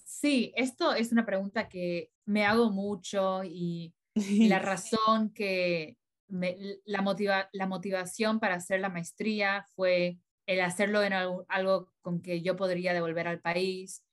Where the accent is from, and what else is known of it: Bolivia; also born or lived in Colorado, United States; now in United States